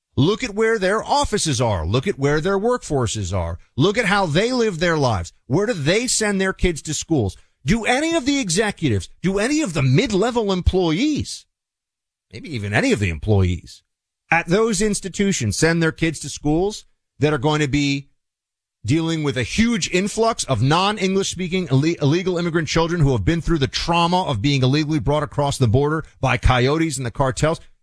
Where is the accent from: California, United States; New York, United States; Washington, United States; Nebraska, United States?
New York, United States; New York City; now in Florida, United States; my hometown, New York City